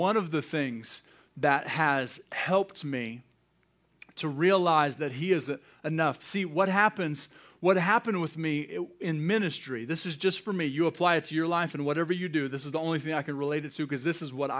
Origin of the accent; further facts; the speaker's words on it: United States; I'm an American. I'm not going to apologize for that. I'm grateful that I was born in this country.